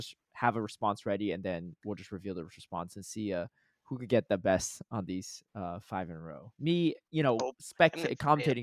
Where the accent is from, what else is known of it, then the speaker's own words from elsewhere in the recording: Georgia, United States; I grew up in Georgia